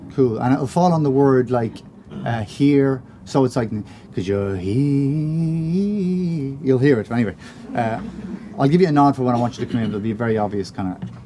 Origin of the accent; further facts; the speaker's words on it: Ireland; we're Irish